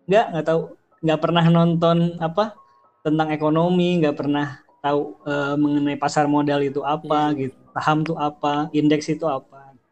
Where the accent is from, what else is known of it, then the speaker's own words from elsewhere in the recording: Bogor, West Java, Indonesia; born there; umur gue sekitar eh, uh, 30 tahunan, gue lahir di Bogor.